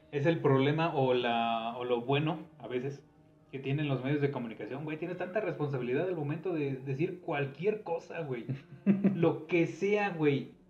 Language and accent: Spanish; Mexico; somos mexicanos